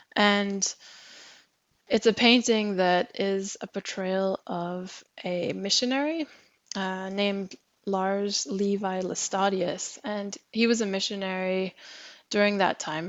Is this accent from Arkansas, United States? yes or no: no; Alaska, United States; moved away as an adult; now in Norway; I'm I'm originally from from Alaska